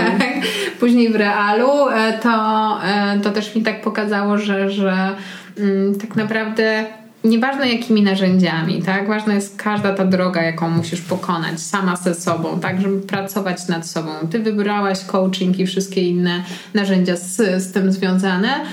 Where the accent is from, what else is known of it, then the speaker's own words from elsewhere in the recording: Warsaw, Masovian Voivodeship, Poland; Ja jestem z Warszawy i wychowywałam się w centrum